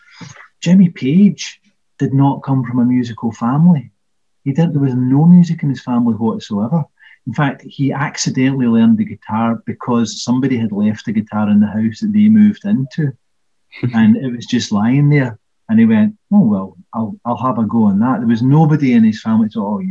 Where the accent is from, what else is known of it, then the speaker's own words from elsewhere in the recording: Tweicher, Scotland, United Kingdom; I grew up in Tweicher